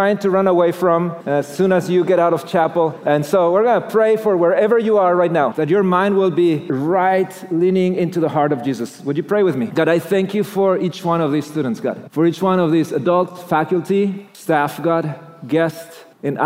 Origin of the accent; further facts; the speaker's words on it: Mexico City, Mexico; moved away; I grew up in Mexico